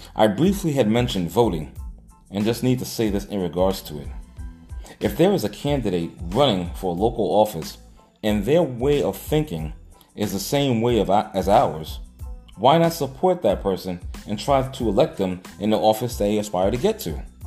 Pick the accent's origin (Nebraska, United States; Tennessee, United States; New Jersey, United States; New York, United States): New York, United States; New York City; I was a young kid growing up in Hollis, Queens